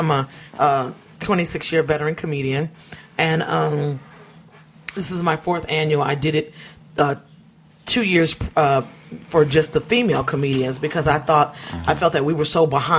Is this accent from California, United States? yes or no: yes; Los Angeles, California, United States; also born or lived in Benton Harbor, Michigan / Inglewood; I've been here since I was six, so you could technically say I'm from L.A.